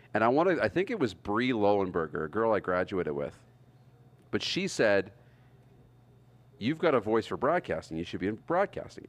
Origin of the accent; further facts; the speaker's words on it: Wynyard, Saskatchewan, Canada; Growing up in Wynyard